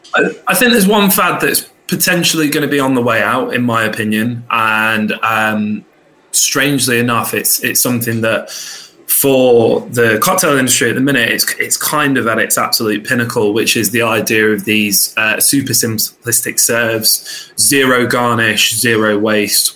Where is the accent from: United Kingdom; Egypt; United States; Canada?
United Kingdom; Luton, East of England; originally I was born in Luton, so I come from a very working class background